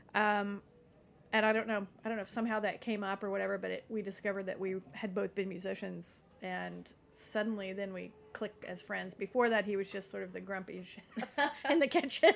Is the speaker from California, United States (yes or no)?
no; East Tennessee, United States; now in Nashville, United States; at least I grew up in East Tennessee, but I had left at a younger age